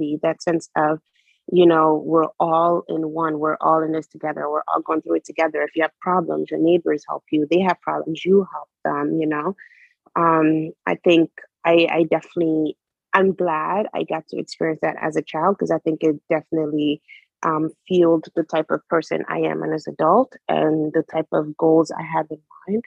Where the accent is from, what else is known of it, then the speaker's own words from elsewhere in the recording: Conakry, Guinea; now in United States; I loved growing up in Guinea. I miss my childhood in Guinea so bad